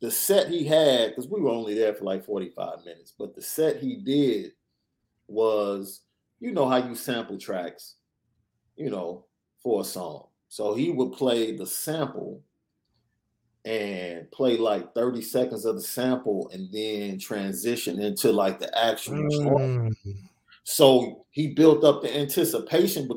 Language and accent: English; Chicago, Illinois, United States; I'm from Chicago